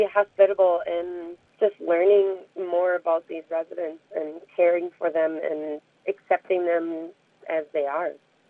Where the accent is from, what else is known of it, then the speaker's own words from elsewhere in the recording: Kenyon, Minnesota, United States; I grew up just south of Kenyon, Minnesota. Went to school at Triton in Dodge Center.